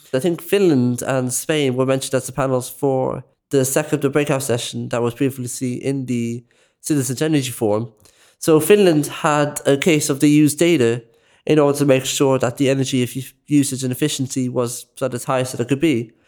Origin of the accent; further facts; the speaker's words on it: Dublin, Leinster, Ireland; I am from Clonsillan, West Dublin